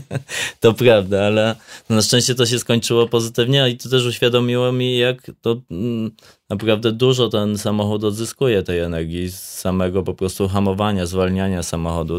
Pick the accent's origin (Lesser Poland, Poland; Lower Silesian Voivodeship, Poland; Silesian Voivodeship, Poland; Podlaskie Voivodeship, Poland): Lesser Poland, Poland; Łętownia; now in Zakopane, Poland; I ja wychowywałem się w Łętowni, e, właśnie w miejscowości, która, która no jest jakieś 50 kilometrów stąd